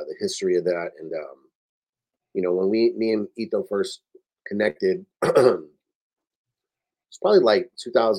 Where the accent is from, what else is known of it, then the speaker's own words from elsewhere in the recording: Oxnard, California, United States; moved away; also born or lived in Los Angeles; I remember growing up there